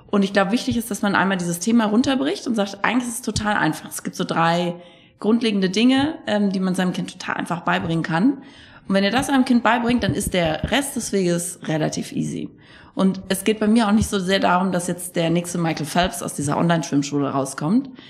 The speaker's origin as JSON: {"language": "German", "town": "Bad Kissingen", "region": "Bavaria", "country": "Germany", "also_born_or_lived": "Frankfurt", "said": "Ich komme aus, ich komm aus Bad Kissingen."}